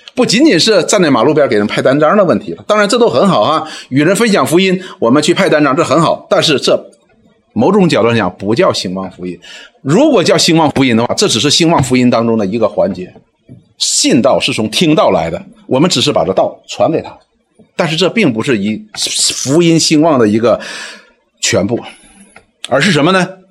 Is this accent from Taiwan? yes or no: no; Northeast China, China; 我们东北人叫大妖母